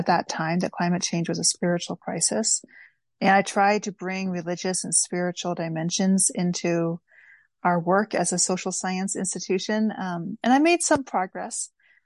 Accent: East Bay, California, United States; moved away as an adult; also born or lived in Philadelphia; now in New York, United States; I grew up in the East Bay area, and my mom lives there still.

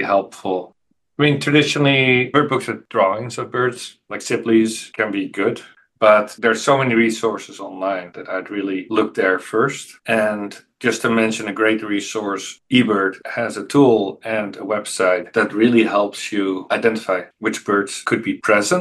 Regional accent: just north of Amsterdam, North Holland, Netherlands; now in Davis, United States; I grew up in Holland, just north of Amsterdam, and I was always surrounded by fields and wetlands

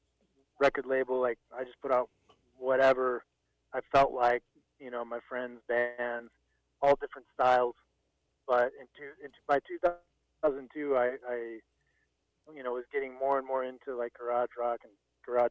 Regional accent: Reno, Nevada, United States; born or raised there; moved away as an adult; also born or lived in New York State / Italy / Amsterdam / Valencia, Spain

